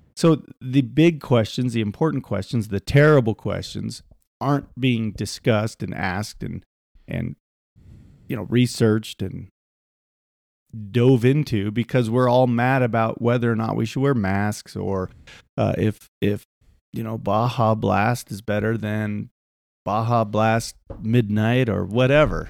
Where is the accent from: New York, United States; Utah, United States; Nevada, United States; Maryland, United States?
Utah, United States; we're from Utah